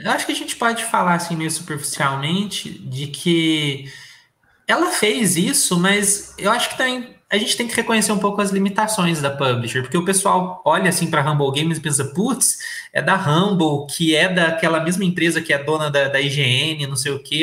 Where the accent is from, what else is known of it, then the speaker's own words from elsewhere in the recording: Brazil; E eu nunca saí do Brasil, eu nunca fui para fora